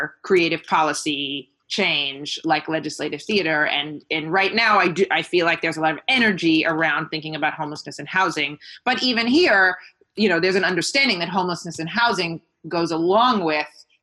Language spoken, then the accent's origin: English; United States; moved away as an adult; now in Greater Manchester, United Kingdom; to be in the UK as an American